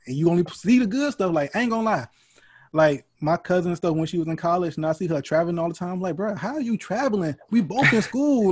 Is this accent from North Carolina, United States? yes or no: yes; North Carolina, United States; I was growing up in North Carolina